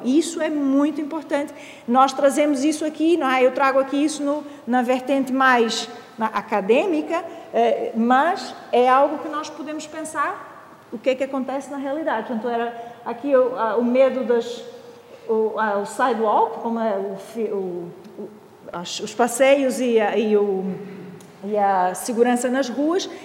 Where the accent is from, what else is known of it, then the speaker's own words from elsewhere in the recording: Brazil; now in Portugal; tenho um sotaque, assim, um bocadinho esquisito. É, pronto, é que eu sou do Brasil, mas já estou cá há muito tempo